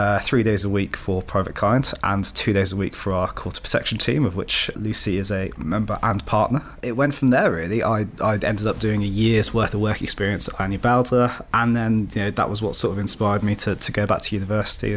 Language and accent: English; Shropshire, West Midlands, United Kingdom; also born or lived in Cardiff; I'm from the Shropshire area initially.